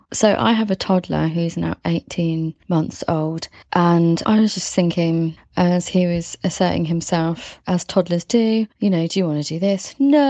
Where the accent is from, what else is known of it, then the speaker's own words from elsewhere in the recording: England, United Kingdom; I get very, very exhausted with the niceties of being English and just kind of really not direct.